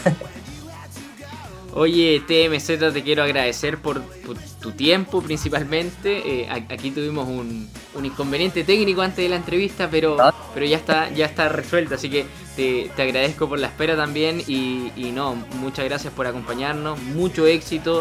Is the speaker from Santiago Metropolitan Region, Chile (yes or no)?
no; Punta Arenas, Magallanes and Chilean Antarctica, Chile; yo soy de, soy de Punta Arenas